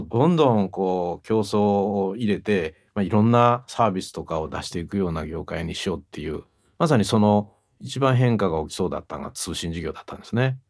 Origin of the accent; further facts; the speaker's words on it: Kyoto, Japan; accent: Kansai-ben; moved away as an adult; 私ずっと京都で育ったんですね。